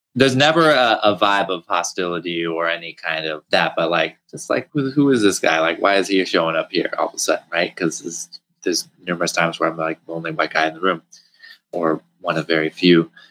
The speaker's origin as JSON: {"language": "English", "region": "New Hampshire", "country": "United States", "tie": "born or raised there", "said": "as a kid growing up in New Hampshire"}